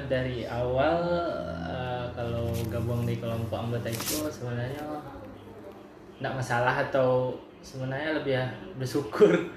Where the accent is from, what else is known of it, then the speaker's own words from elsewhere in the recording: Bukittinggi, West Sumatra, Indonesia; Lahir di Bukit Tinggi, 25 Januari 1999